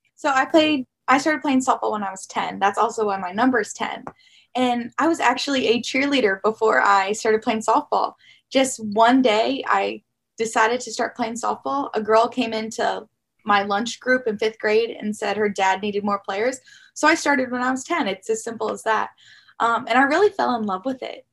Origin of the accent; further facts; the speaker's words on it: Glenelg, Maryland, United States; I grew up in Western Howard County, Glenelg, Maryland